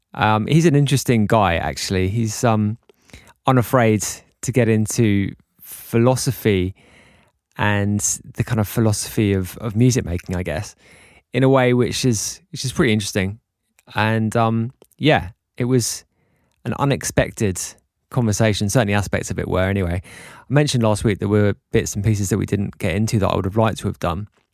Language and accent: English; England, United Kingdom; now in Mallorca, Spain; being English guys